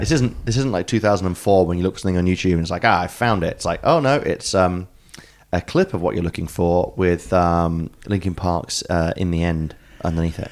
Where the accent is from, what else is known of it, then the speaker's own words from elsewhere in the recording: England, United Kingdom; moved away; I'm English